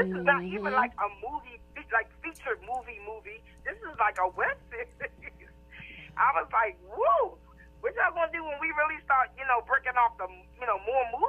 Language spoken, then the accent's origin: English; Baltimore, Maryland, United States; I'm from the Baltimore area.